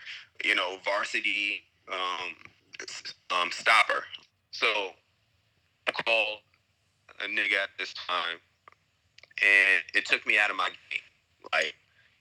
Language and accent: English; Long Island, New York, United States; moved away as an adult; also born or lived in Brooklyn, New York / Chicago; now in Abu Dhabi, United Arab Emirates; I was raised in Long Island